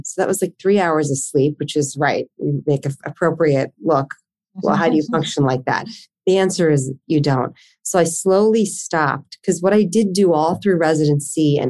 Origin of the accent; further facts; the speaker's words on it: New Jersey, United States; moved away as an adult; now in Philadelphia, United States; I grew up in South Jersey, not too far from where I live currently in Philadelphia